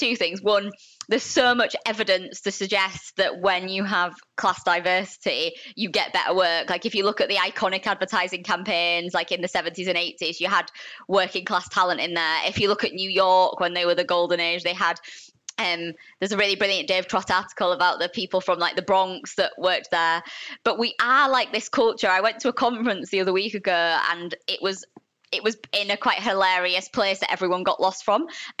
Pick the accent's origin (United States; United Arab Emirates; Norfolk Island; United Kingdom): United Kingdom; Yorkshire and the Humber; accent: Yorkshire; I have definitely had people take the mick out of my Yorkshire accent, and it is definitely softer now. Like, it's when I say certain things that you hear the Yorkshire twang